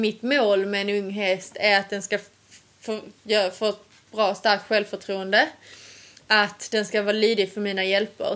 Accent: Sweden; moved away; hemma i Sverige.

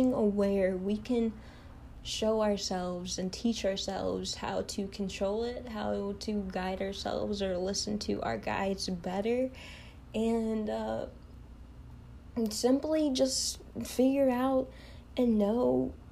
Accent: Kentucky, United States; I am from the United States, you know, Kentucky

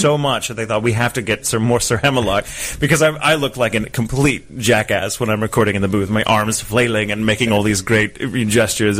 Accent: Texas, United States; where I'm from in Texas

